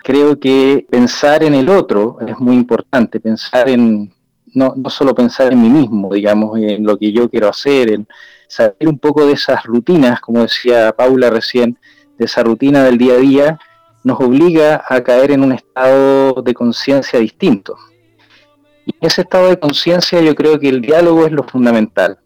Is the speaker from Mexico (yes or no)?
no; Chile; en mi país, en Chile